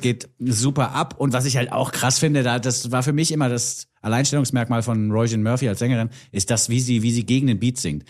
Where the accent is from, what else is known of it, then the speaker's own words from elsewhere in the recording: Bavaria, Germany; Für mich als Bayer